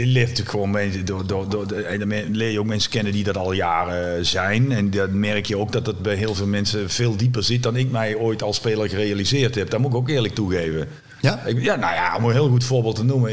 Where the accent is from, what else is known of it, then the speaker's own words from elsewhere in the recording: Netherlands; waar ik geboren ben, in het Bos